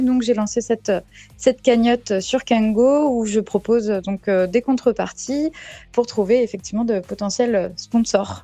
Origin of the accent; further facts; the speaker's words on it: Saint-Malo, Brittany, France; also born or lived in New Caledonia; now in Pont-Aven, France; J'ai grandi à Saint-Malo